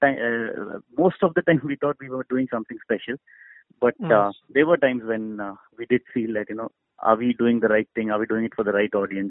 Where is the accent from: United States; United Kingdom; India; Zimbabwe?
India; So, I'm very Indian at heart when it comes to the core emotion of a film.